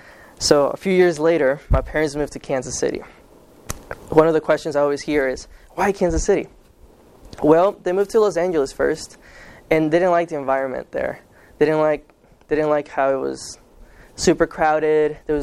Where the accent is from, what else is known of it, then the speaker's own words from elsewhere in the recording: Guatemala; born there; Okay, so I was born in Guatemala.